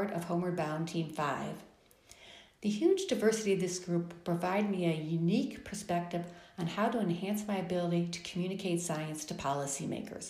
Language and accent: English; Chicago, Illinois, United States; now in Phoenix, United States; Growing up in Chicago